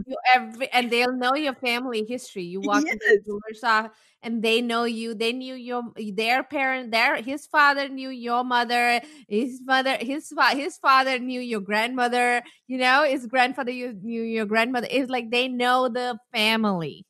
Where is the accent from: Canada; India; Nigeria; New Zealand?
India; South India; I'm from South and we have a different kind of jewelry